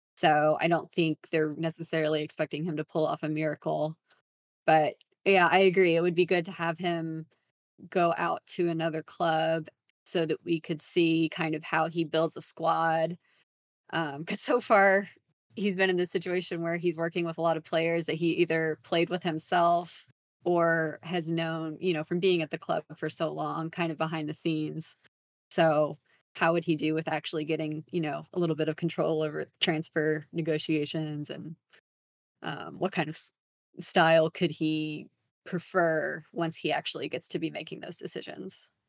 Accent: San Antonio, Texas, United States; I'm also from San Antonio, Texas

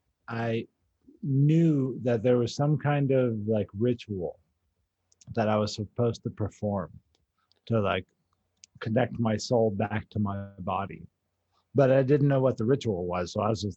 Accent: San Antonio, Texas, United States; I was like from San Antonio

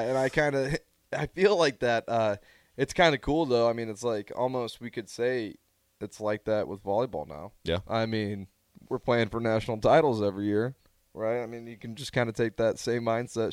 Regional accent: Omaha, Nebraska, United States; I'm from Omaha

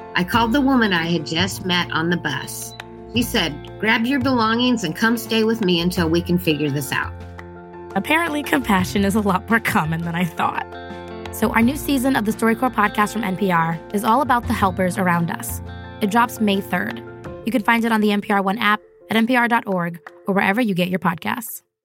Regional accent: New York, United States; I'm from New York

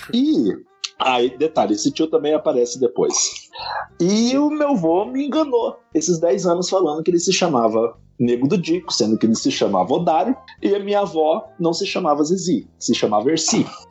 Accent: Leandro Ferreira, Minas Gerais, Brazil; also born or lived in Pitangui; eu nasci em Pitangui, mas eu fui criado em Leandro Ferreira

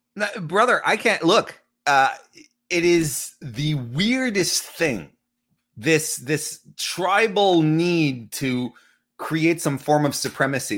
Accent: Quebec City, Quebec, Canada; Quebec City is my hometown.

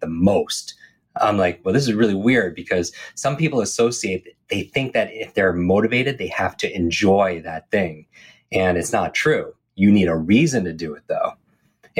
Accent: Northeast, United States; I grew up in the Northeast

